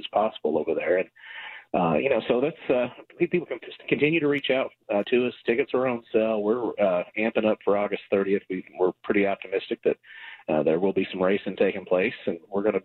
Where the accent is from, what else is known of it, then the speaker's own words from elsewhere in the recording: Kentucky, United States; when I was a kid growing up in Kentucky